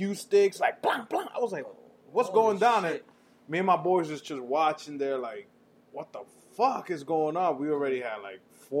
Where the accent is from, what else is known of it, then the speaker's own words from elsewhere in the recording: New York City, New York, United States; I grew up in New York. People, if you listen to the podcast, I grew up in New York.